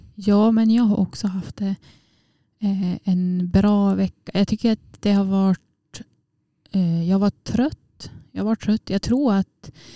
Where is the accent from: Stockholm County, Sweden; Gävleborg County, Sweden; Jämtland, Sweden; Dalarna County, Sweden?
Jämtland, Sweden; Åre; moved away; Jag var hemma i Åre på, och träffade familjen då